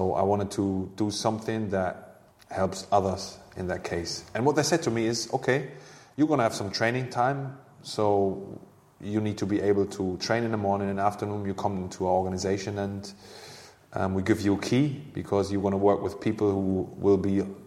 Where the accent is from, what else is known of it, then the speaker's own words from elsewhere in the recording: Hanover, Lower Saxony, Germany; English is a second language; moved away as an adult; also born or lived in Bremen; now in London, United Kingdom; Hanover, my hometown club and the club I played for as a youngster